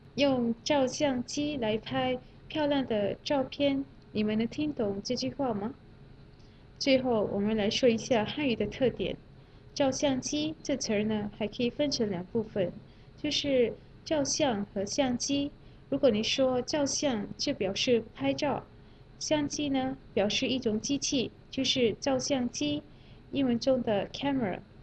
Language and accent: Chinese; Malaysia; Chinese is a second language; moved away; 我是来自马来西亚的